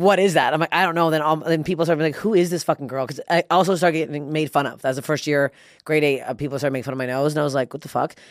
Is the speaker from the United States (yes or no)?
no; Toronto, Ontario, Canada; It was my hometown